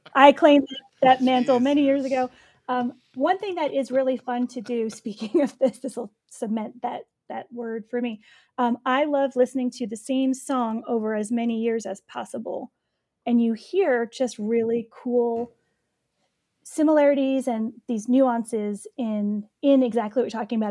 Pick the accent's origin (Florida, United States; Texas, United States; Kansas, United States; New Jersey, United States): New Jersey, United States; growing up in Jersey